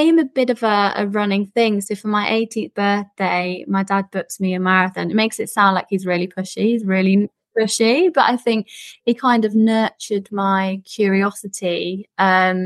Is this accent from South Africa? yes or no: no; Midlands, United Kingdom; also born or lived in Southeast London; now in London, United Kingdom; I live in Southeast London, although I'm actually originally from the Midlands.